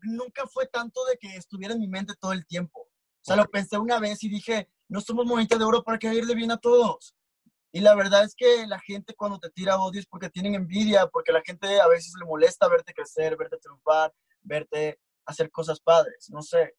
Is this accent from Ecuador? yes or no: no; Comalcalco, Tabasco, Mexico; now in Mexico City, Mexico; yo soy de Tabasco, soy de un pequeño pueblito llamado Comalcalco